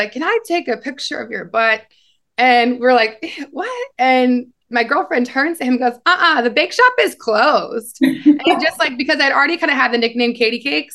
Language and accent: English; Nebraska, United States; moved away; I kind of always knew I was different growing up in Nebraska